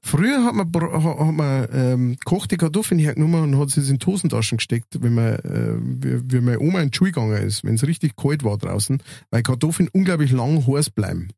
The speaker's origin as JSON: {"language": "German", "town": "Münster", "country": "Germany", "tie": "born or raised there", "moved": "yes", "said": "wo ich aufgewachsen bin, in Münster"}